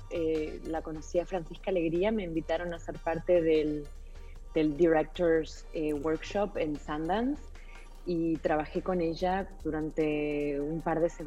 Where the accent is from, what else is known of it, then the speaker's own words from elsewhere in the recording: Argentina; para mí muy cercano porque soy argentina y, Chile es un país hermano eh, limítrofe con, el mío